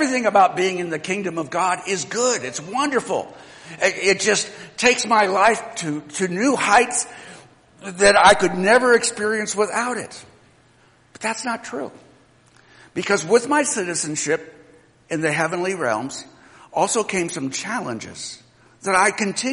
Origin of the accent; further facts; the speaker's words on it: United States; I'm an American citizen